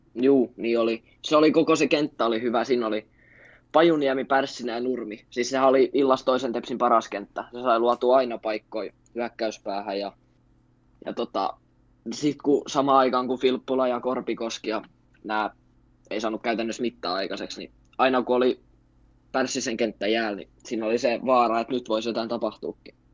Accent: Turku, Southwest Finland, Finland; asunut koko iän Turussa ja synnyin tänne

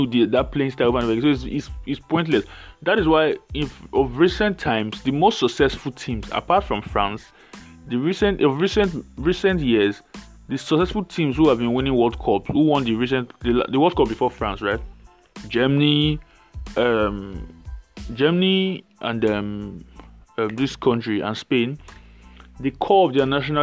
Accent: Nigeria; I'm Nigerian.

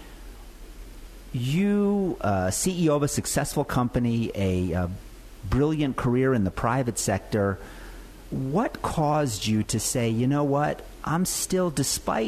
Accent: New Jersey, United States; moved away; I grew up in the Garden State. And I got to tell you, when I moved out of the Garden State

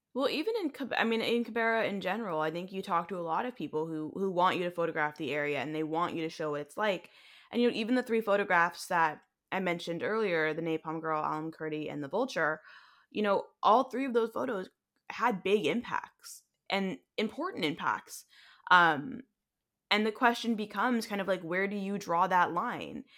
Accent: United States; accent: American; my American accent

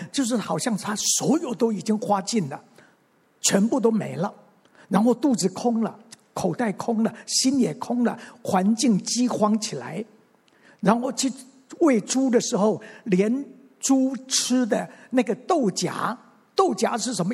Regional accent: Mingjian Township, Nantou County, Taiwan; also born or lived in Xinwu, Taoyuan; 我生下来， 我是生在南投的民间乡的一个乡下

